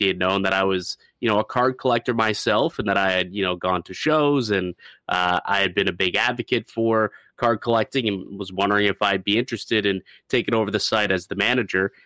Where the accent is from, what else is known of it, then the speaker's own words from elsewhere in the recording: St. Catharines, Ontario, Canada; my hometown of uh, Niagara and Saint Catharines